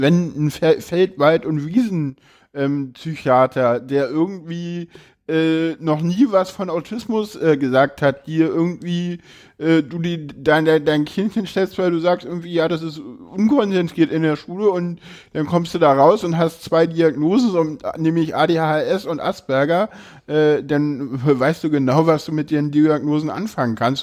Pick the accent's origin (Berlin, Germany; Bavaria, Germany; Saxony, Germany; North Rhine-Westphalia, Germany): Berlin, Germany; ich komme aus Berlin, da machen die Leute sowas